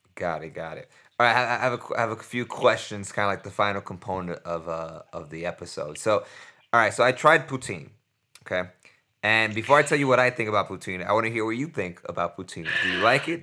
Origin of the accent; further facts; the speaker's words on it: New York, United States; I'm from New York